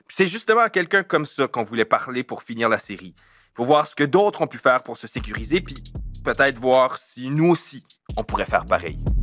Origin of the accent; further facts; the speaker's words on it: Acadians of south-east New Brunswick, Canada; On est des Acadiens du sud-est du Nouveau-Brunswick.